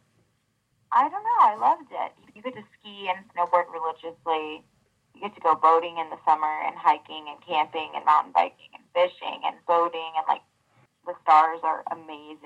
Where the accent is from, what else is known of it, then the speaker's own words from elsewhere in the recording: Big Bear, California, United States; when I was growing up there